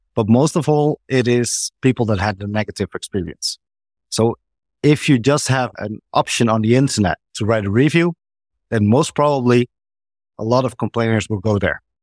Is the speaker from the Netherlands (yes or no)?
yes; Netherlands; I'm from the Netherlands